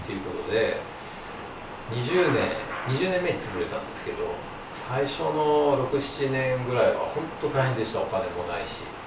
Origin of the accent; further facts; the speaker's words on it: Osaka, Japan; moved away as an adult; also born or lived in Oregon, United States; 大阪生まれて18まで大阪にいまして